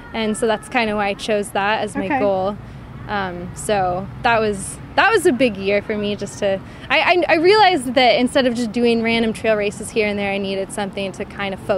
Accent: Portland, Oregon, United States; moved away as an adult; now in Edgewater, United States; growing up in Portland

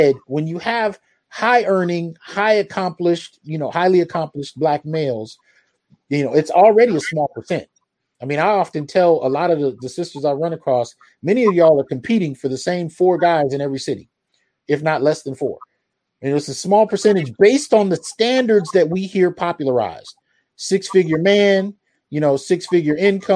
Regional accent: San Jose, California, United States; I grew up in the Bay Area. So we moved around throughout San Jose.

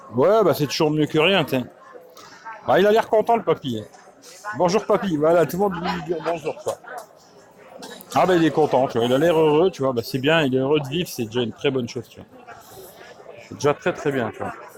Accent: France; je suis né en France

